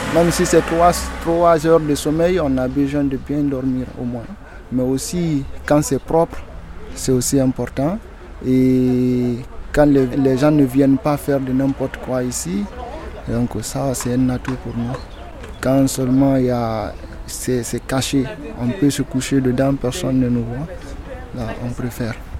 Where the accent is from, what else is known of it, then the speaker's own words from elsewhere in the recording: Boké, Boké Region, Guinea; moved away as an adult; now in France; Je suis né en Guinée, à, à Boké précisément